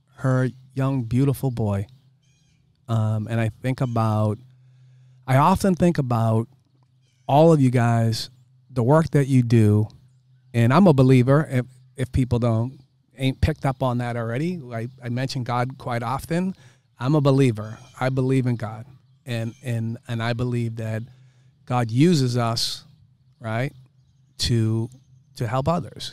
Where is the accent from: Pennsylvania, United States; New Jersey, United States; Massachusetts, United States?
Massachusetts, United States; Boston; I'm from Dorchester, right? And I'm, I'm from a different kind of place. And, um, you know, when you grow up in Dorchester, you, Cohasset is really far away.